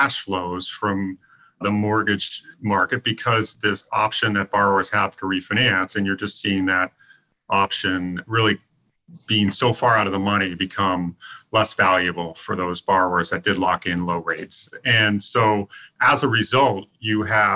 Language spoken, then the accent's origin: English; Newburyport, Massachusetts, United States; my hometown is Newburyport, Massachusetts, on the north shore of Massachusetts, very close to the New Hampshire border